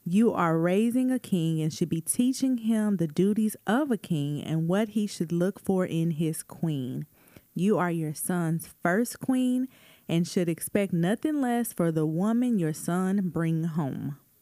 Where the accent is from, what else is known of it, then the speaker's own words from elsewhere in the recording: Tulsa, Oklahoma, United States; Even in Tulsa, like, I, I do remember celebrating Juneteenth as a kid